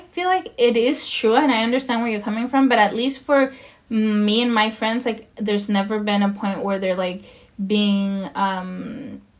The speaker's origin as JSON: {"language": "English", "country": "Mexico", "moved": "yes", "lives_now": "United States", "said": "I am Latina. I am Spanish uh, speaking. You know, like I I come from Mexico and I'm an immigrant and you know, I I'm American as well."}